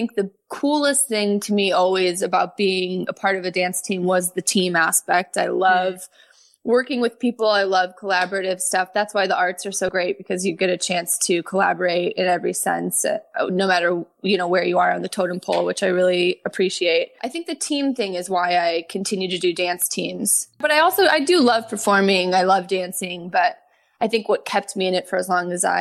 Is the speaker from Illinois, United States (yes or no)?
yes; Chicago, Illinois, United States; moved away as an adult; also born or lived in Columbia, Missouri; now in Los Angeles, United States; I'm originally from Chicago, suburbs of Chicago, and I danced competitively my whole life